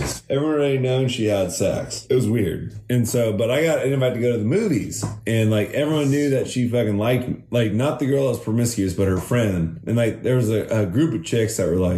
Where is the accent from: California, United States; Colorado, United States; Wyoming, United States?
California, United States; Los Osos; Welcome to my hometown